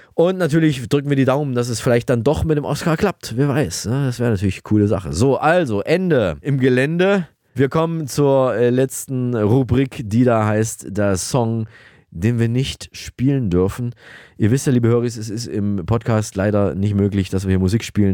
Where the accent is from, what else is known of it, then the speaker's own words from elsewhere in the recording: Thuringia, Germany; ihre und auch meine Heimat, Thüringen